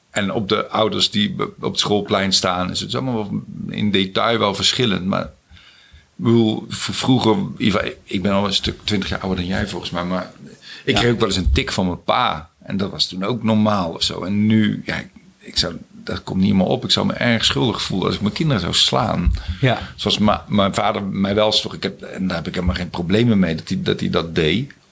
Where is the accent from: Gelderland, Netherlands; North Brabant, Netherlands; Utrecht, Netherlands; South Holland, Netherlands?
North Brabant, Netherlands; Zijtaart; also born or lived in Scheest / Veghel / Germany; Ik ben geboren in Scheest. En toen zijn wij verhuisd naar Veghel, omdat mijn vader ging werken bij de Mars chocoladefabriek. En toen weer naar een kleiner dorpje nog, Zijtaart. En toen gingen we in Duitsland wonen. En toen weer terug naar Zijtaart.